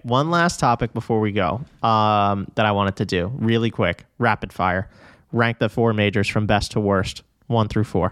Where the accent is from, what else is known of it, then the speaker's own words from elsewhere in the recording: New York City, New York, United States; I am quite literally from Flushing, Queens